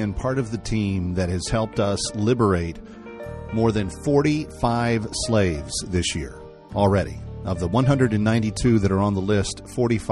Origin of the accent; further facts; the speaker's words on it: Texas, United States; a former Southwest Conference kid myself, you know, growing up in Texas